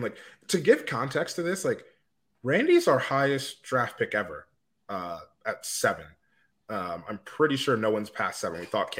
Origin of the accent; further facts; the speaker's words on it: Delaware, United States; So I grew up in Delaware.